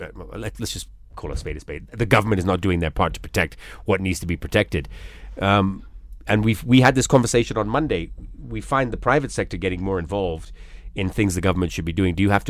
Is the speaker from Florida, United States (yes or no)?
yes; Florida, United States; and I grew up on the Atlantic, actually, in Florida, yet...